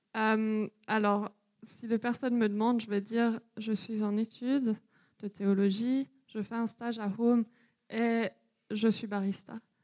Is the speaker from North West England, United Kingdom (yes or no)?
no; Wales, United Kingdom; moved away; j'ai grandi au Pays de Galles. Donc euh, voilà, pendant sept ans